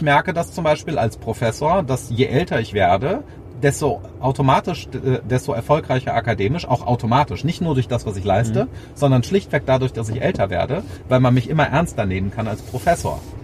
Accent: Germany; also born or lived in New York / Bonn; als Deutsche, also als Personen mit deutscher Staatsbürgerschaft

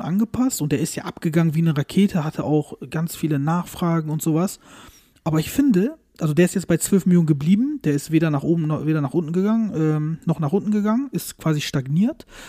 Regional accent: Turkey; als Türke

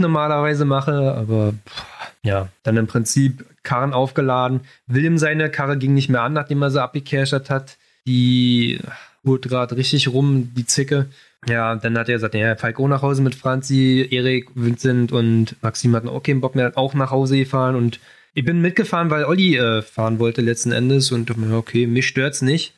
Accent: Berlin, Germany; ich komme aus Berlin

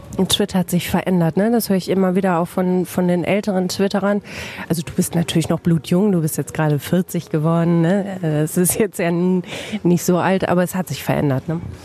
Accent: Bielefeld, North Rhine-Westphalia, Germany

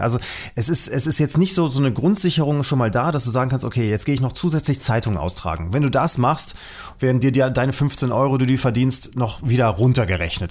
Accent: Germany; sind wir Deutsche

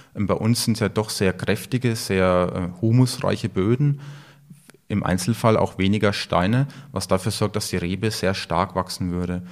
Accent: Franconia, Bavaria, Germany; bei uns in Franken

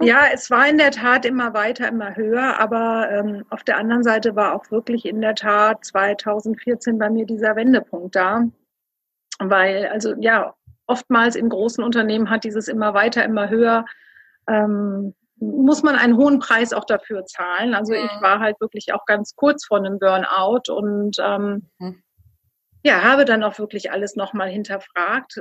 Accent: Rhineland, Germany; moved away; also born or lived in Düsseldorf; Ich bin gebürtig eigentlich aus dem Rheinland

